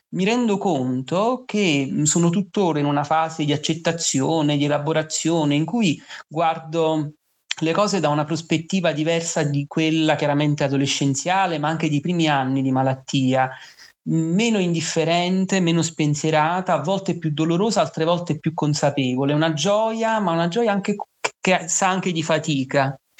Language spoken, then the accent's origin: Italian; Naples, Campania, Italy; vengo da Napoli